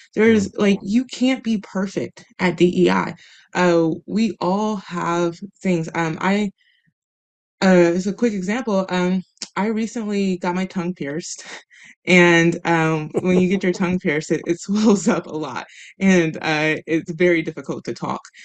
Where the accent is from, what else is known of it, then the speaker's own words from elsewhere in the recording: Midwest, United States; moved away; growing up in the Midwest, where there's a lot of different opinions, and we do have these conversations pretty regularly, or at least we did when I was there